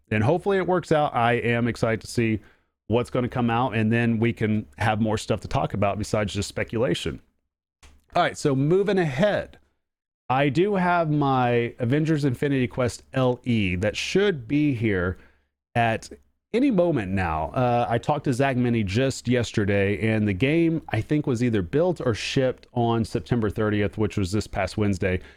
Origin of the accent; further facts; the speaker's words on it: Oklahoma, United States; accent: Oklahoma; It's an Oklahoma accent